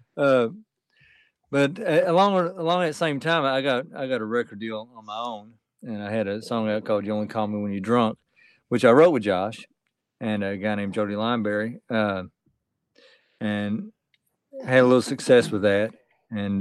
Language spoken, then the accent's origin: English; Beaver Dam, Kentucky, United States; I'm from Kentucky, by the way. Uh, uh, a place called Beaver Dam